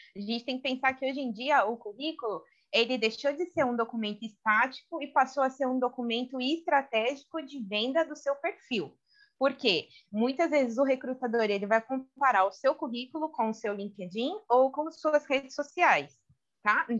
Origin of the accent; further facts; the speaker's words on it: Brazil; accent: Brazilian; now in Spain; meu sotaque brasileiro